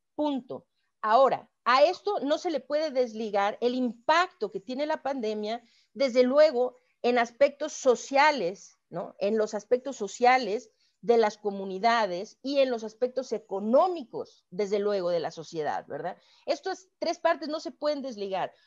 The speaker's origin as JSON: {"language": "Spanish", "country": "Mexico", "said": "como mexicana"}